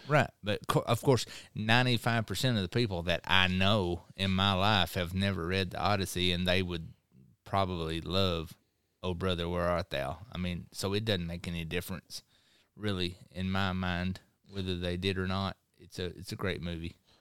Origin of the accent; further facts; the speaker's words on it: South Arkansas, United States; accent: Southern; growing up in South Arkansas